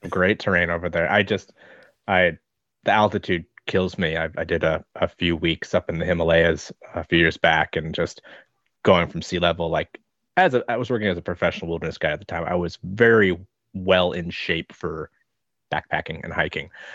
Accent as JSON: {"language": "English", "region": "Nebraska", "country": "United States", "tie": "born or raised there", "also_born_or_lived": "Minnesota / Queensland / Victoria", "moved": "as an adult", "lives_now": "Hobart, Australia", "said": "I grew up, spent my first twelve years in Nebraska and then another few years in Minnesota"}